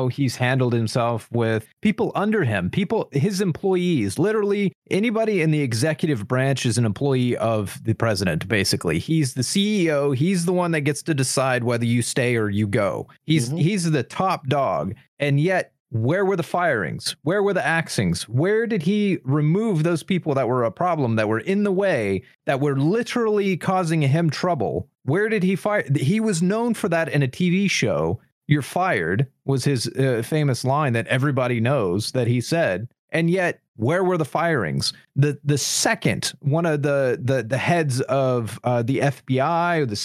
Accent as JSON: {"language": "English", "region": "Midwest", "country": "United States"}